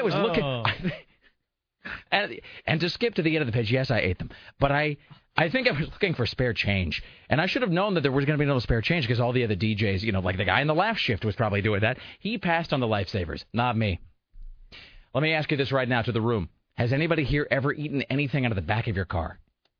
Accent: United States; I'm an American.

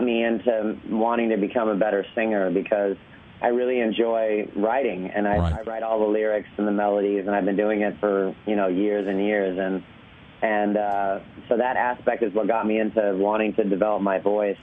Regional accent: Orange County, California, United States; I grew up in Orange County, California

